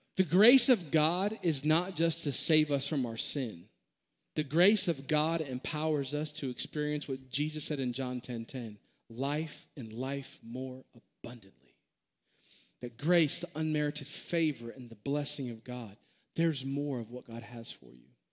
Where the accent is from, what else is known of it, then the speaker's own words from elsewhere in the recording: Maryland, United States; born and raised in Maryland